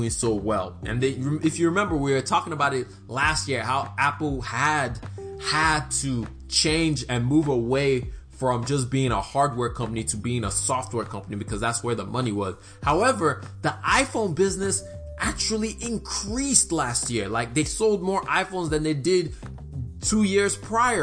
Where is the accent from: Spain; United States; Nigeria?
Nigeria; I'm Nigerian.